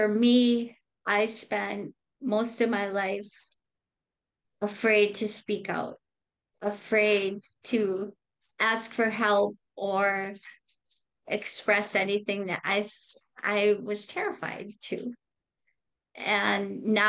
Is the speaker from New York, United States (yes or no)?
no; Racine, Wisconsin, United States; I grew up in Racine, Wisconsin